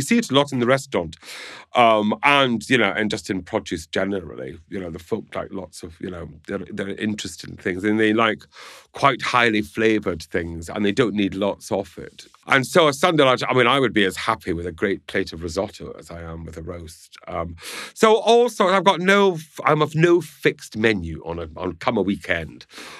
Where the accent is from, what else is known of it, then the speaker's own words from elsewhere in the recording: Scotland, United Kingdom; I'm Scottish, so I'm just going to say yes.